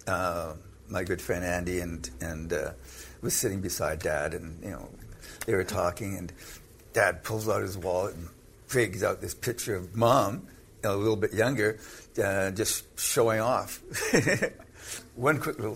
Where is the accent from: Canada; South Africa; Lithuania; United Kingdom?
Canada; I'm Canadian